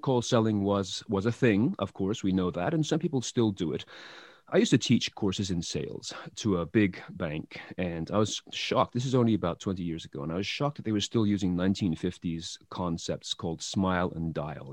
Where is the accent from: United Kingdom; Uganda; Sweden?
United Kingdom; England; moved away; I, I come from England originally